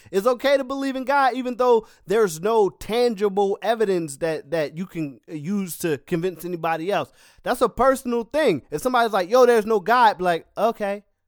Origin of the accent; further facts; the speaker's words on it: Philadelphia, Pennsylvania, United States; I'm a Philadelphian